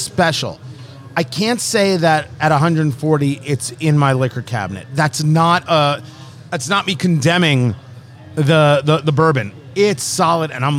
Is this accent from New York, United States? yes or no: no; New Jersey, United States; Growing up on the East Coast, I grew up in New Jersey